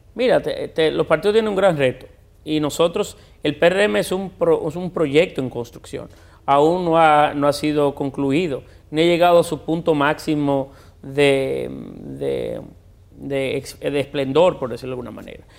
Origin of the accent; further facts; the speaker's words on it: Puerto Plata, Dominican Republic; moved away as an adult; now in Santo Domingo, Dominican Republic; yo siempre seguiré siendo puertoplateño. Eh, yo nací, yo crecí allí